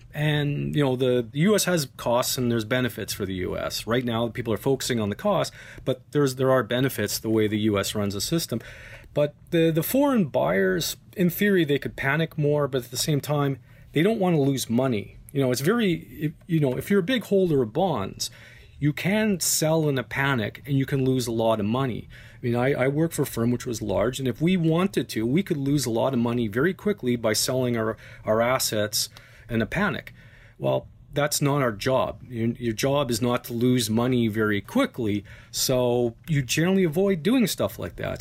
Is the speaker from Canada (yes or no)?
yes; Canada; As a Canadian